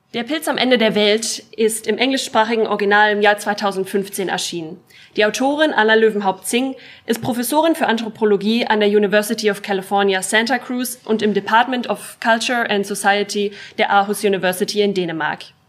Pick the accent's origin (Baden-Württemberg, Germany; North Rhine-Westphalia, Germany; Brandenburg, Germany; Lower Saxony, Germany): Brandenburg, Germany; moved away as an adult; also born or lived in Berlin; now in Flensburg, Germany; komme aus der Region Berlin-Brandenburg, aus einem kleinen Vorort